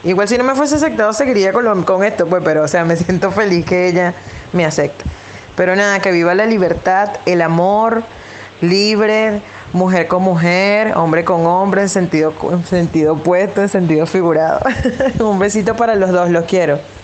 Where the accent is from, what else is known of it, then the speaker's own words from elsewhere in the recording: Venezuela; moved away as an adult; now in Buenos Aires, Argentina; soy también de Venezuela